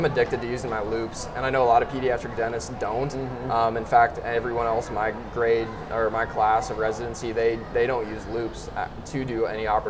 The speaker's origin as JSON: {"language": "English", "region": "North Dakota", "country": "United States", "also_born_or_lived": "Iowa", "moved": "as an adult", "lives_now": "Omaha, United States", "said": "I am originally from North Dakota"}